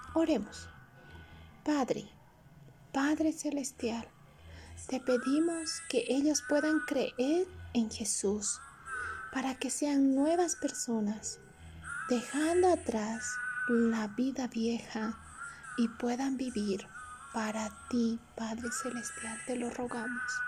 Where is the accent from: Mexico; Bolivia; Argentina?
Bolivia